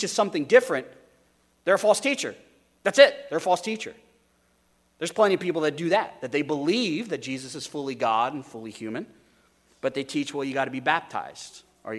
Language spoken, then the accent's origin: English; United States; modern American Christians